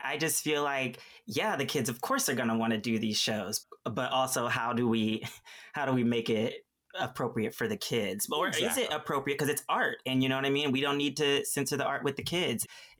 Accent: Columbus, Ohio, United States; I am from Columbus, Ohio, and they are very passionate.

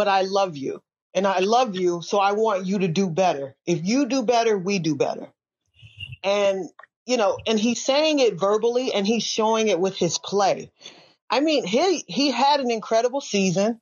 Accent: Midwest, United States; I'm from the Midwest

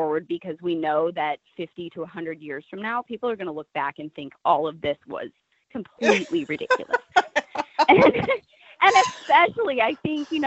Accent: Nebraska, United States; I grew up in Nebraska, very conservative state.

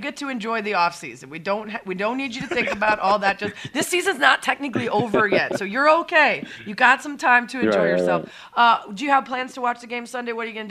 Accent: Chicago, Illinois, United States; I'm from Chicago too

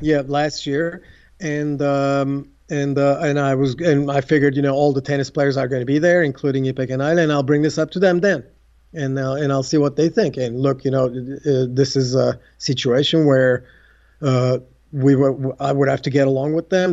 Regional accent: Istanbul, Turkey; English is a second language; moved away as an adult; also born or lived in United States; growing up in Istanbul, Turkey

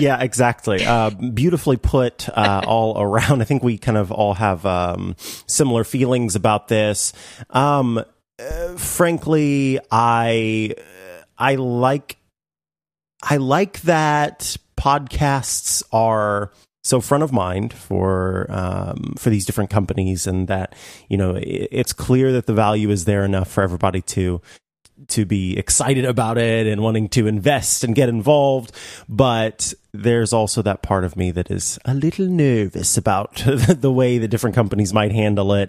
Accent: St. Joseph, Missouri, United States; in my hometown, there's a museum called the Glore Psychiatric Museum

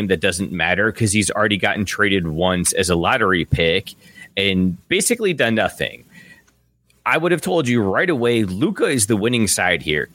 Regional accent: Michigan, United States; when I was growing up in Michigan

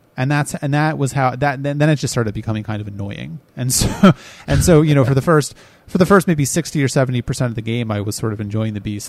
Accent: United States; I'm American.

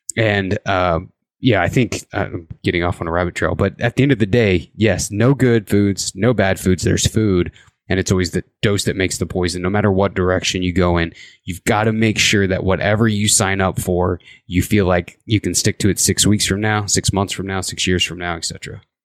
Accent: Indiana, United States; born or raised there; now in Idaho, United States

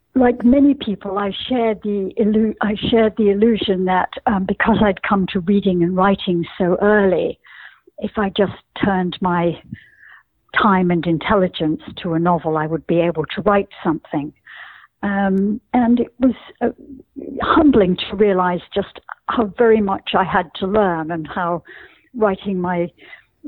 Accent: Scotland, United Kingdom; growing up in Scotland, where at least in the world of my childhood, almost everyone was brown-haired and blue-eyed.

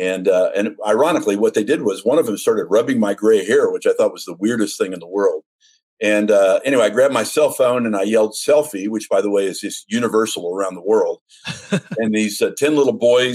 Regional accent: Los Angeles, California, United States; I grew up in East Los Angeles.

